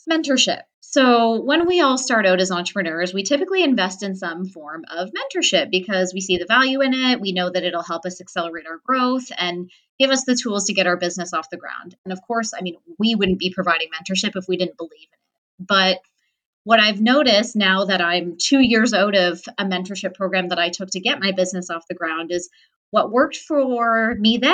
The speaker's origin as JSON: {"language": "English", "town": "Toronto", "region": "Ontario", "country": "Canada", "said": "I'm from Toronto."}